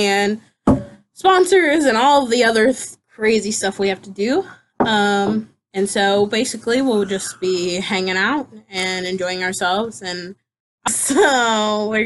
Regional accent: Pomeroy, Ohio, United States; I'm from Pomeroy. So if any of you guys know around Point Pleasant, that's where I'm from.

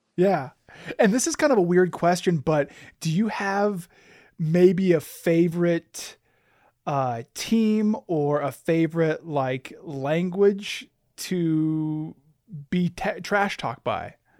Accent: Alaska, United States; I was born and raised in Alaska.

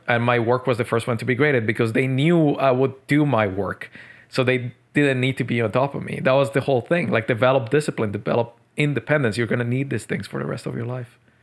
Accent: Medellín, Antioquia, Colombia; also born or lived in Tokyo, Japan; now in Montreal, Canada; Colombia, Medellin

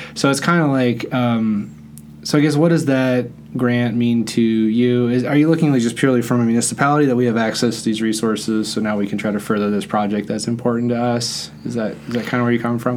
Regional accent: Netherlands; moved away; I grew up in the Netherlands

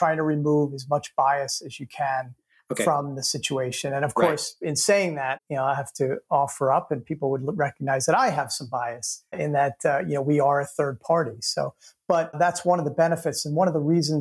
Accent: New York, United States; I mean, I'm from New York, so we're brutally honest most of the time.

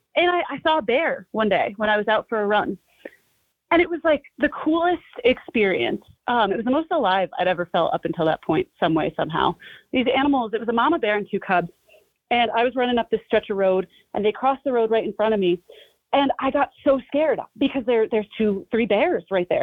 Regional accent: New Jersey, United States; I grew up in New Jersey, in North Jersey, not too far from New York City

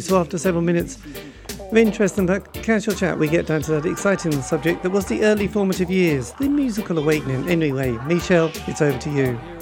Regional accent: borders of Norfolk and Suffolk, East of England, United Kingdom; grew up, you know, on the borders of Norfolk and Suffolk

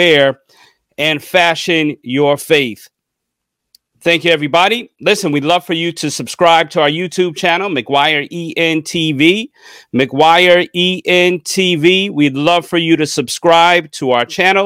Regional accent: United States; I'm from New York, New Jersey

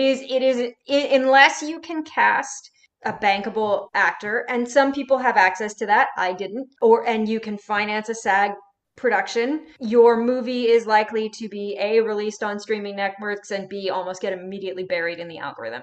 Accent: Sonoma County, California, United States; my hometown in Sonoma County

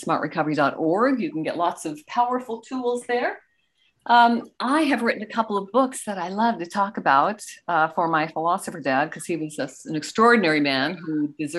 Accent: Canada; also born or lived in Goderich, Ontario; I am Canadian and I live in beautiful, the Canada's prettiest town, Goderich, Ontario

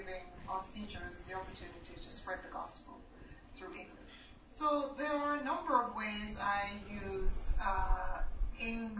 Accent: Jamaica; also born or lived in England; now in China; I was born in Jamaica.

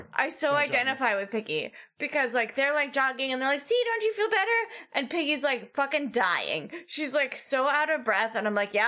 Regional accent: Chicago, Illinois, United States; as a Chicagoan

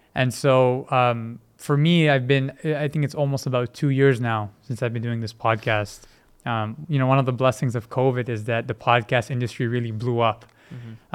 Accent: Vancouver, British Columbia, Canada; also born or lived in Multan, Pakistan; I was born in Multan, but when I was about four months or so, my family had relocated to Vancouver

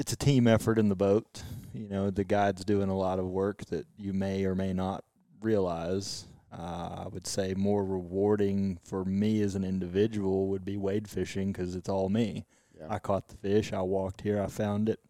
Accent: Abilene, Texas, United States; I'm originally from Abilene, West Texas

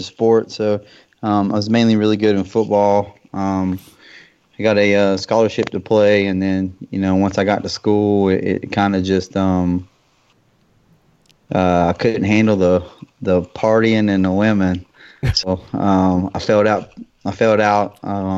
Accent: West Virginia, United States; now in North Carolina, United States; I'm originally from West Virginia

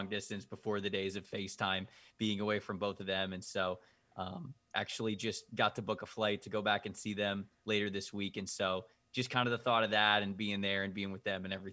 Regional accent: Bradenton, Florida, United States; I grew up just outside of Anna Maria Island in Bradenton, Florida.

